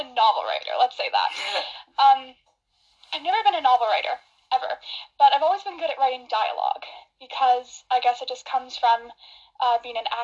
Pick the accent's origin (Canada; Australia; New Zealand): Canada; Calgary, Alberta; I am from Calgary, Alberta, Canada